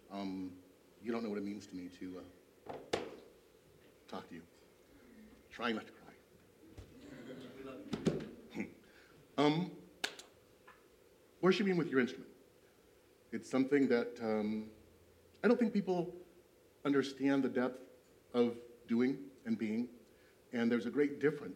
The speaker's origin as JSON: {"language": "English", "town": "East Moline", "region": "Illinois", "country": "United States", "tie": "born or raised there", "said": "I grew up in East Moline"}